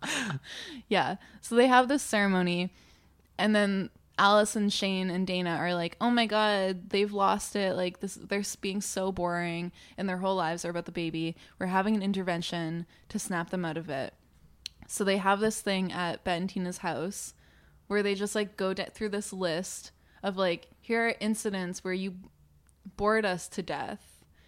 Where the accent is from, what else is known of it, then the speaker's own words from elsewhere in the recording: New Brunswick, Canada; I grew up in New Brunswick